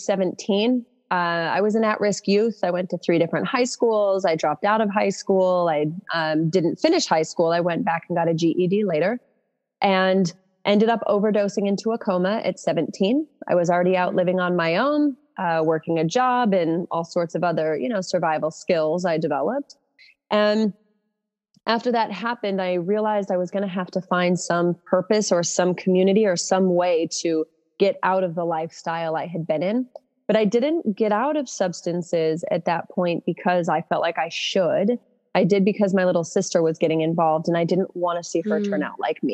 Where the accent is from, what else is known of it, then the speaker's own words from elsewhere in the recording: Utah, United States; moved away as an adult; also born or lived in New York; now in Austin, United States; moved back to Utah